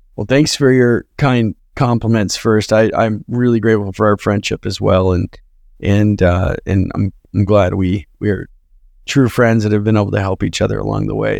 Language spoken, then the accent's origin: English; Twin Falls, Idaho, United States; moved away as an adult; also born or lived in Utah; All the people we looked up to in my hometown were doctors and lawyers in this small agricultural town